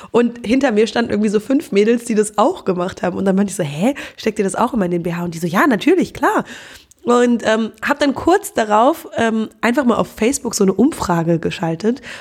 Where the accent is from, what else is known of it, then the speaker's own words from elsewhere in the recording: Cologne, North Rhine-Westphalia, Germany; Ähm, ja, hallo … ich bin 25 Jahre alt und ich komme aus Köln.